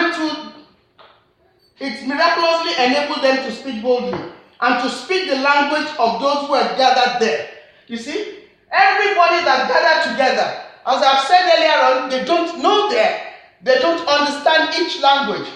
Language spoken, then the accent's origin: English; Nigeria; I'm a Nigerian, I've got accent